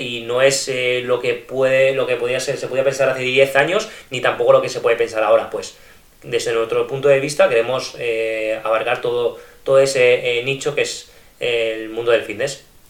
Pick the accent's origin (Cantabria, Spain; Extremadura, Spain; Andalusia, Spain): Extremadura, Spain; Almendralejo; moved away as an adult; now in Barcelona, Spain; yo soy procedente de, de Extremadura, de un pueblo que se llama Almendralejo